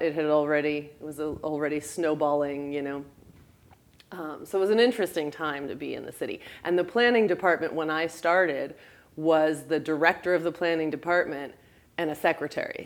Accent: West Palm Beach, Florida, United States; also born or lived in Lake Worth; I grew up in West Palm

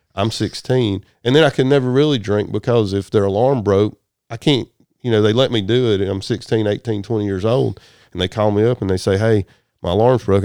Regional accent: Chattooga County, Georgia, United States; born or raised there; also born or lived in Germany

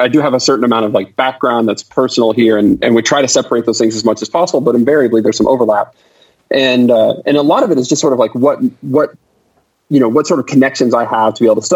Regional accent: Southlake, Texas, United States; I grew up in Southlake actually, way before it was what Southlake is now

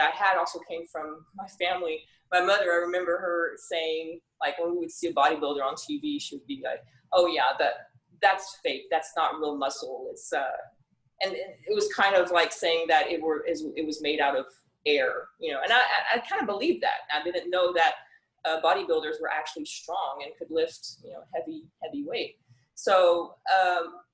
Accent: France; also born or lived in Tyler, Texas; now in Hawaii, United States; when I moved here from France. That's where I was born and raised

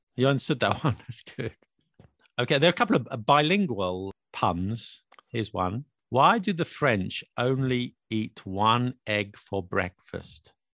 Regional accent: United Kingdom; I'm British

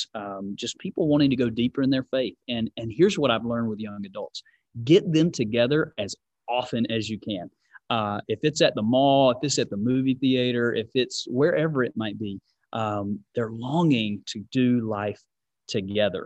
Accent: Georgia, United States; now in California, United States; I'm from Georgia, live in California

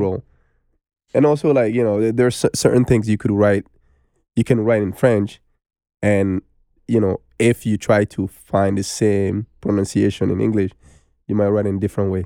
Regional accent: Bamako, Mali; English is a second language; moved away as an adult; now in United States; I was born in Bamako. And I grew up there. until I was nineteen years old, I moved to America

